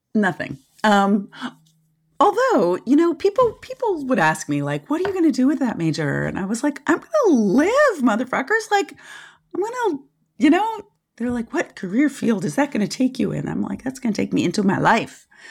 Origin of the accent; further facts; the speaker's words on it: Washington, District of Columbia, United States; moved away as an adult; also born or lived in Santa Cruz, California / Nelson County, Virginia; I was born and raised in Washington, D C, like in the city, in the eighties